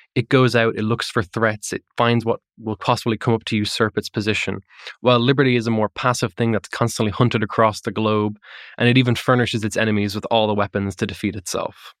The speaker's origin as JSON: {"language": "English", "country": "Ireland", "said": "I'm not from America, I'm Irish"}